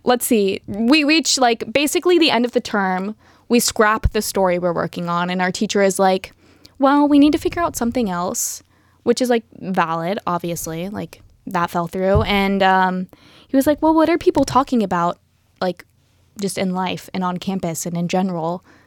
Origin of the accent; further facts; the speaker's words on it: Happy Valley, Oregon, United States; also born or lived in Portland; was born in Portland and raised just outside of there in Happy Valley